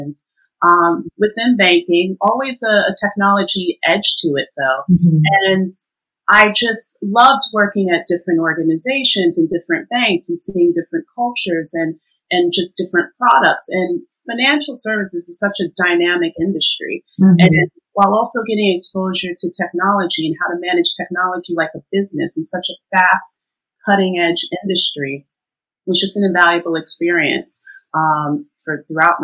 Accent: New York, United States; moved away as an adult; now in United Kingdom; I'm originally from New York, actually. And I've been in the UK for, it'll be 13 years

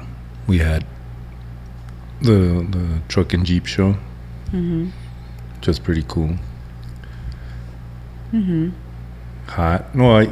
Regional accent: Texas, United States; I still love Texas. I mean, don't get me wrong. It's my home state.

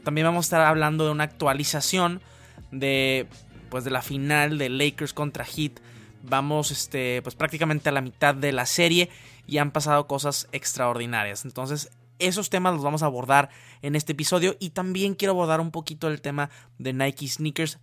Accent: Mexico; como mexicano

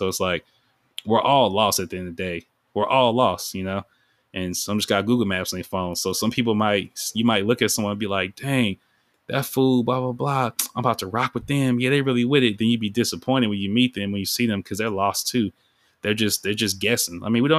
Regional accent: Sacramento, California, United States; I was raised in Iraq. Like, when people hear Iraq, that's just like, that's like a term for South Sac, because like, it's a war zone

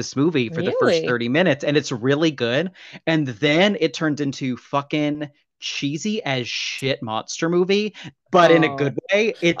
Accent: United States; I'm an American, goddammit.

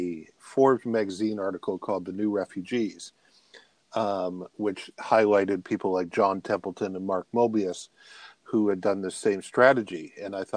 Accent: Windsor, Ontario, Canada; I lived in the Windsor, Detroit, in Windsor, which is on the Canadian side of the Windsor-Detroit border

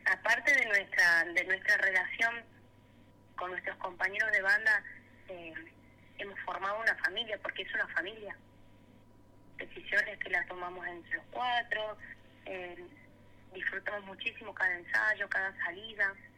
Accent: Tucumán, Argentina; now in Córdoba, Argentina; yo siempre representé Tucumán. Nunca voy a dejar de ser tucumana. Yo estando acá en Córdoba, esta docta hermosa que me adoptó como una cordobesa más

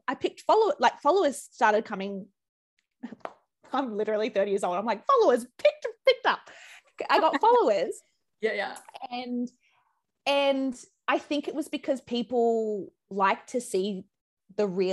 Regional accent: Brisbane, Queensland, Australia; moved away as an adult; now in Sydney, Australia; I moved here from Brizzy. I'm a Brisbane girl originally

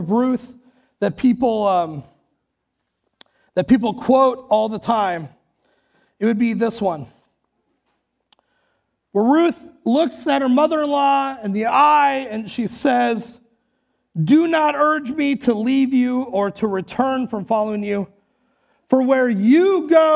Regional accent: Western North Dakota, United States; now in Le Sueur, United States; I'm from Western North Dakota

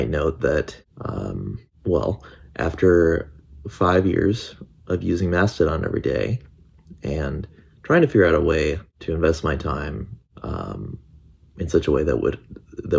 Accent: Midwestern US, United States; Where I grew up in the Midwestern US

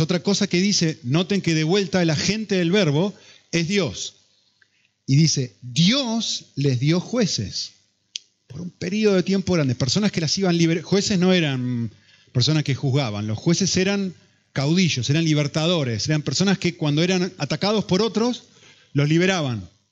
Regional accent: Argentina; si sos argentino como yo

